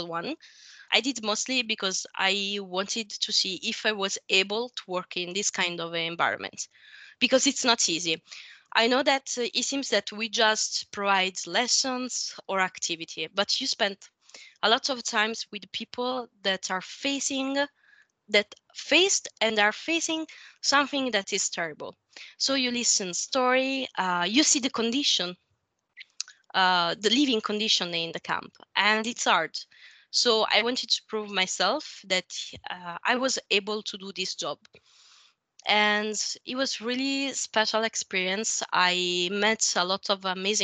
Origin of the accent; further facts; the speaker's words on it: small town near Pompeii, at the foot of Vesuvius, Campania, Italy; English is a second language; moved away as an adult; I'm Italian. I came from a small town at the bottom of the Vesuvio near Pompeii. But for study and work reasons, I don't live there since a while now.